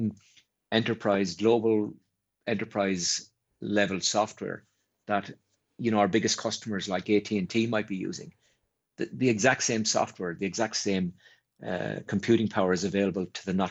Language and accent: English; Ireland; an Ireland that was an island and really didn't interact with much other than our closest neighbour in the UK